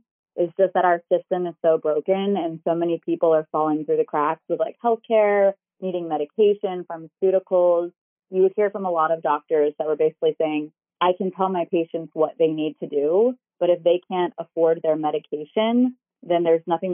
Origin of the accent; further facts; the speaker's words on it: Baltimore, Maryland, United States; moved away as an adult; also born or lived in Medford, Oregon; I was born and raised in Baltimore